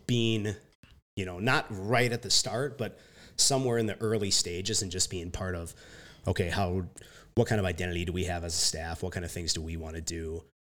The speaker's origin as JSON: {"language": "English", "town": "Jackson", "region": "Minnesota", "country": "United States", "tie": "born or raised there", "said": "I, like, spent the last two years coaching back at Jackson, like, that's my hometown"}